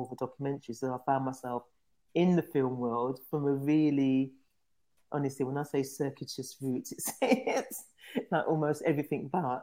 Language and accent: English; London, United Kingdom; I grew up in London in a place called Tottenham